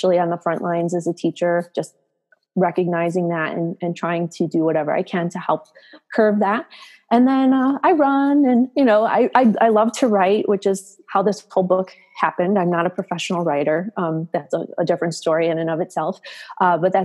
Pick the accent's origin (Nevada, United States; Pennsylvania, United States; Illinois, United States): Illinois, United States; south or southwest suburbs of Chicago; I live in the Chicago suburbs and pretty much born and raised in the south or southwest suburbs of Chicago